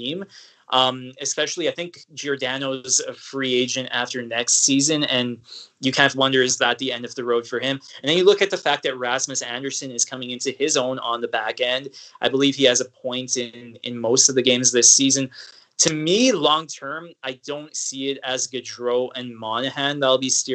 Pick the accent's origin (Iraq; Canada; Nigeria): Canada; Edmonton, Alberta; growing up in Edmonton and being a teenager during that decade of futility